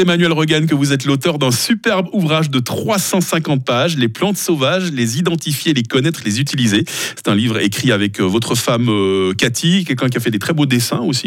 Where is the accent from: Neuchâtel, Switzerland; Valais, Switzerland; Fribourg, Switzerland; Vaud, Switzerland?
Vaud, Switzerland; moved away; je viens du canton de Vaud à la base